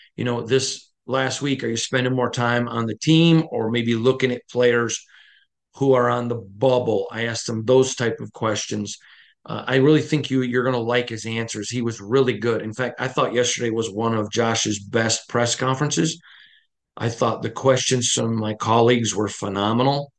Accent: Michigan, United States; I'm from the Midwest, I'm from Michigan

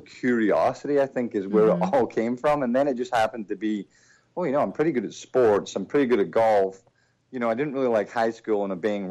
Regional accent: Troon, Scotland, United Kingdom; moved away as an adult; also born or lived in England / Philadelphia; now in United States; I grew up in that little town, played a lot of golf, played a lot of sports

